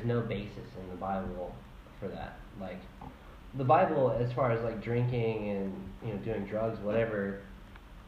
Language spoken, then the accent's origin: English; South Carolina, United States; in South Carolina, it's like by county. So the county of my hometown changed the law